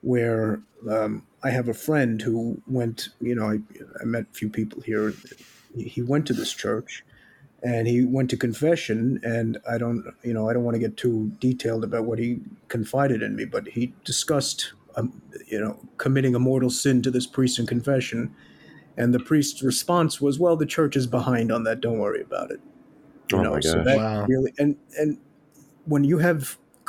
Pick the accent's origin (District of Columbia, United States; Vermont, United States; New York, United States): New York, United States; New York City; moved away as an adult; now in Austria; in New York City, where I'm from the Bronx